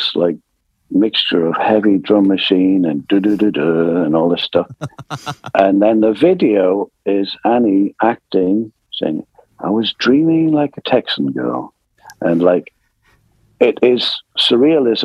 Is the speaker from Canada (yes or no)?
no; England, United Kingdom; also born or lived in France; we're English.